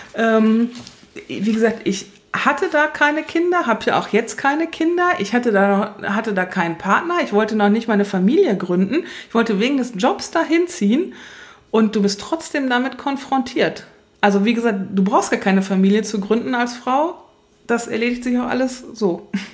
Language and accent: German; western Germany, Germany; Ich bin im Westen aufgewachsen